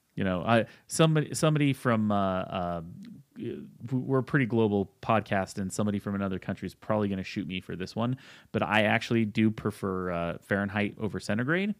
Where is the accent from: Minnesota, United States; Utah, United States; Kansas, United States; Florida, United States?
Utah, United States; now in Colorado, United States; I'm actually from Utah, the land of, uh, three two beer